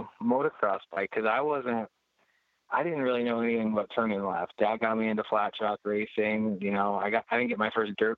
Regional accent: Mossville, Illinois, United States; also born or lived in Denver, Colorado; right around Peoria. I've been here since 4 years old, so this is all I know is home

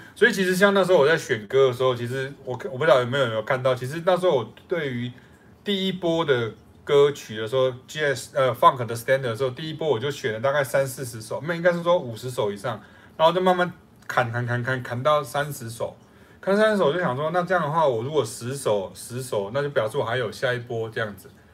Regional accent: Taiwan; 我们是台湾的，就中华民国的两个，台湾的两个老师

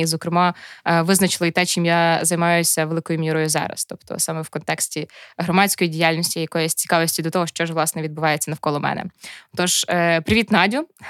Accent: Chervonohrad, Lviv Oblast, Ukraine; я з Червонограда

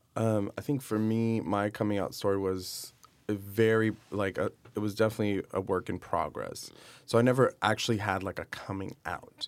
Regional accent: Miami, Florida, United States; moved away as an adult; also born or lived in New York City; now in Los Angeles, United States; I am originally from Miami, Florida, and I moved to New York about seven years ago, spent six years in New York, and now I live in Los Angeles

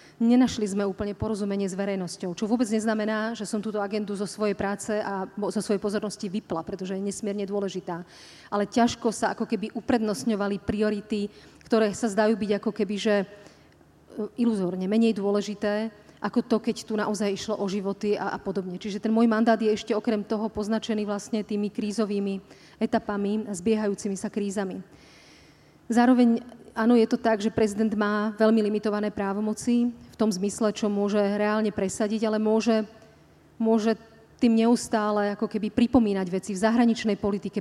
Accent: Slovakia

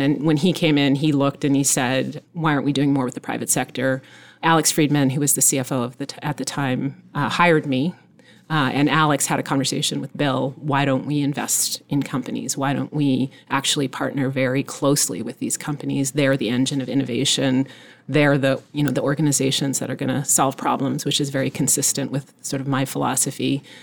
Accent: Nova Scotia, Canada; moved away; I was born in Nova Scotia, so I'm Canadian. My mother's actually American, so I'm half Canadian, half American. And I grew up actually on a small farm in Nova Scotia.

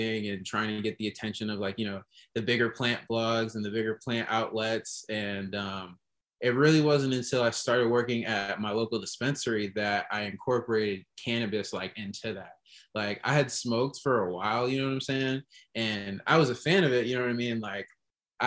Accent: Rochester, New York, United States; moved away as an adult; now in Chicago, United States; I'm from Rochester, New York. And I moved out here in 2013 to go to college

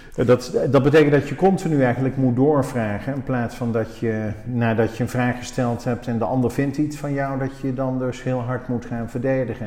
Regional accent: Oosterhout, North Brabant, Netherlands; moved away; also born or lived in Breda; onze roots liggen in Oosterhout. Ik ben er al 40 jaar weg, maar ik ben er geboren en getogen

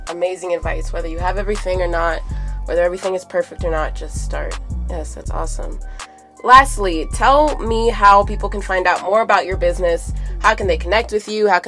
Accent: Ohio, United States; also born or lived in Los Angeles / San Diego; now in Colorado, United States; I am from Ohio originally. Um, I was born in LA.

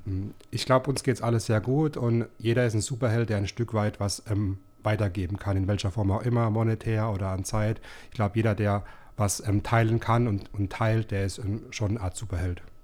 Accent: Rhineland-Palatinate, Germany; now in Baden-Württemberg, Germany; Ich bin zwar gebürtiger Pfälzer, aber äh, mittlerweile schon lange wohnhaft

